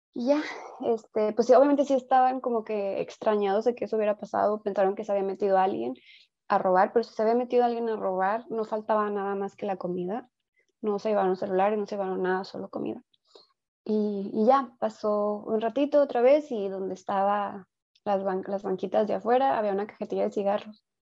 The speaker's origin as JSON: {"language": "Spanish", "country": "Mexico", "said": "como cultura mexicana"}